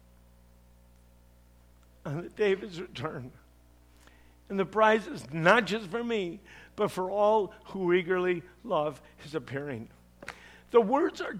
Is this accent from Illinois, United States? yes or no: yes; Chicago, Illinois, United States; I'm from Chicago